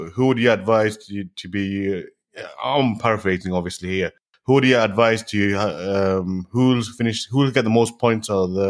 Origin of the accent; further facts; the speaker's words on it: Manchester, North West England, United Kingdom; I'm from Manchester